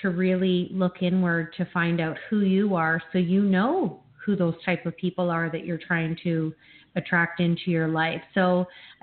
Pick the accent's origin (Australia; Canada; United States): Canada; I grew up in Canada